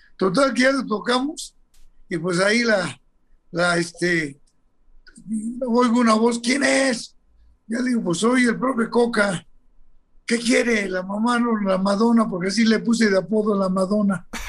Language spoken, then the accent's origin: Spanish; Mexico; soy muy, muy mexicano